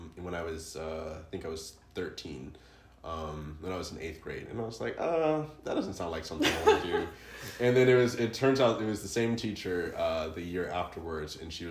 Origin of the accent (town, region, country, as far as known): Atlanta, Georgia, United States; born or raised there